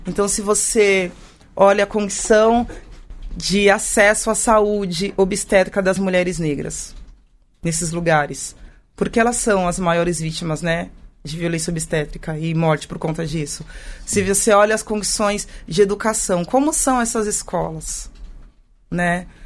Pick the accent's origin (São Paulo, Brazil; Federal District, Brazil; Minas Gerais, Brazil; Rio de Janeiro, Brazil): São Paulo, Brazil; eu sou de São Paulo, né? Meus pais são de São Paulo